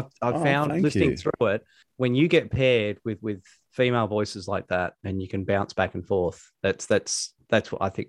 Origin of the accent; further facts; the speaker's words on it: Australia; being Australian, obviously my country was excellent. Loved my country.